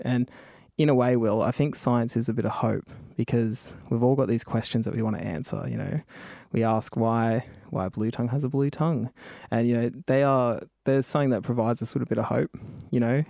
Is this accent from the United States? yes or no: no; Tumby Bay, South Australia, Australia; also born or lived in Kamilaroi country, New South Wales; I got sent to live with my grandfather in South Australia, which is in, um, in Port Lincoln in Tumby Bay.